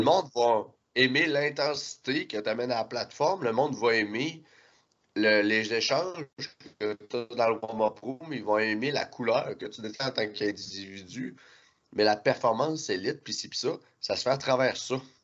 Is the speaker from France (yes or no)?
no; Quebec, Canada; en tant que Québécois